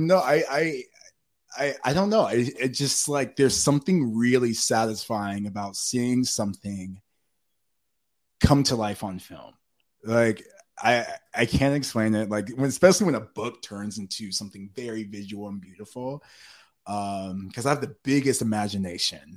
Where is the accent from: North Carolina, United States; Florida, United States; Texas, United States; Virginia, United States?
North Carolina, United States; now in Los Angeles, United States; I'm from North Carolina